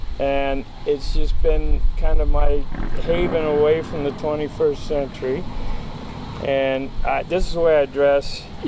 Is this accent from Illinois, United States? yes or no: no; Texas, United States; I'm from Texas.